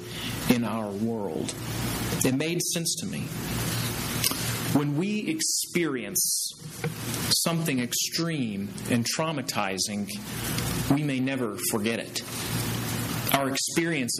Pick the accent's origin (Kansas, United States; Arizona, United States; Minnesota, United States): Kansas, United States; moved away as an adult; also born or lived in Waco, Texas / Temple, Texas / Louisiana; I'm from Kansas, and I went to Friends University in Wichita, Kansas